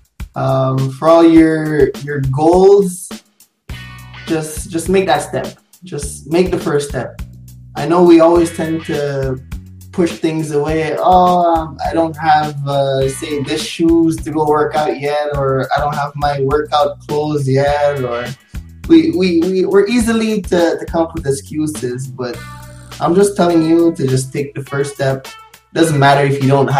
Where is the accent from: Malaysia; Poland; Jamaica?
Jamaica; I grew up in Jamaica